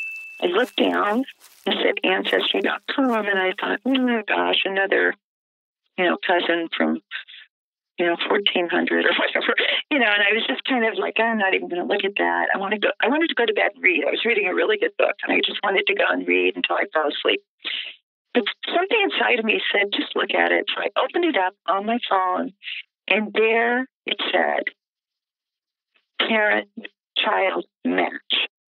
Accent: Alexandria, Louisiana, United States; now in Baton Rouge, United States; I live in Baton Rouge. I'm happily married. I have three healthy and happy children. I grew up in Alexandria.

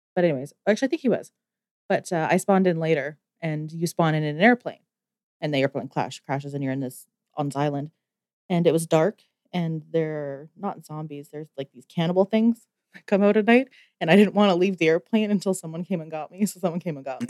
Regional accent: Canada; me being Canadian

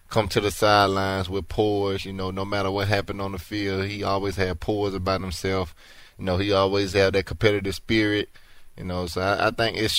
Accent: Alabama, United States; now in Houston, United States; I'm from Alabama, so I'm used to the heat

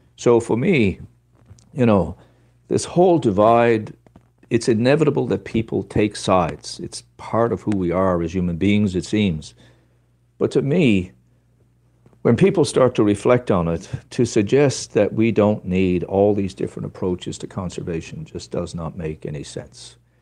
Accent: Newfoundland and Labrador, Canada; I come from Ru-, Newfoundland

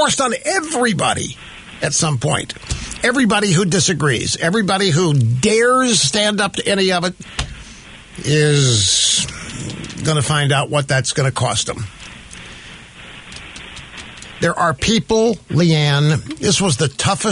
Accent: Missouri, United States; moved away; also born or lived in Sacramento / New York; I grew up in the Midwest in Missouri

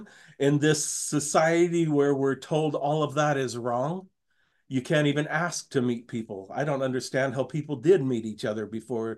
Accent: Washington, United States; I grew up in Washington State

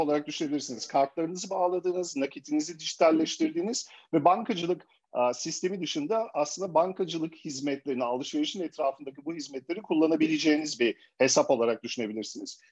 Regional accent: Germany; moved away as an adult; Ben e, Almanya'da doğdum, büyüdüm ve 35 yaşıma kadar da Almanya'da değişik kurumsal firmalarda çalıştım

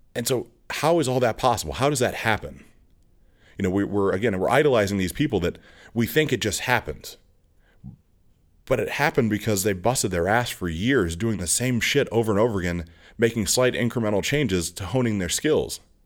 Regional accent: outside of East Aurora, New York, United States; I grew up outside of East Row, New York

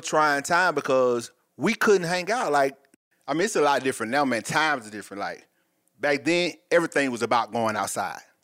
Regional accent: Atlanta, Georgia, United States; I'm from Atlanta, Georgia, also. West Side, to be exact.

